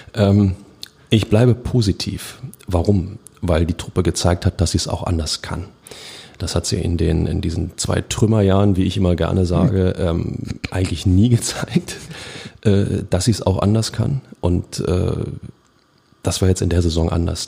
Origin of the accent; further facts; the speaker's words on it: Berlin, Germany; als Berliner